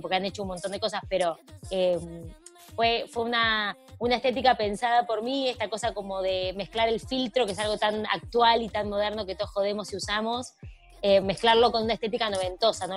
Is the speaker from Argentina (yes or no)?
yes; Argentina; Nosotros pues somos argentinos y por supuesto saben mi historia desde el día cero en mi país